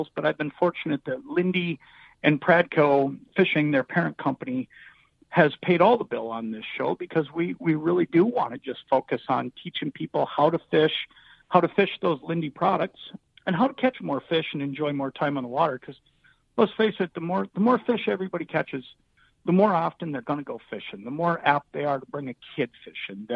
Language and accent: English; Anoka, Minnesota, United States; I grew up in Anoka, just a couple hours south of Brainerd